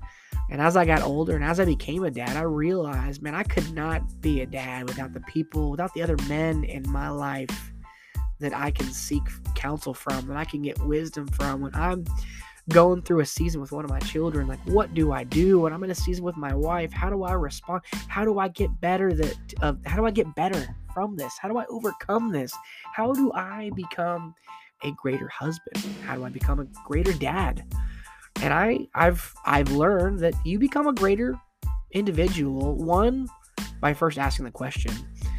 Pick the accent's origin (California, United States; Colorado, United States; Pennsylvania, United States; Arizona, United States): Arizona, United States; also born or lived in Florida / Michigan; I grew up in Florida, but I was born in Florida, but kind of raised in Arizona. Got older, moved back to Florida. Then I moved to Michigan for a couple years. And I moved back to Arizona.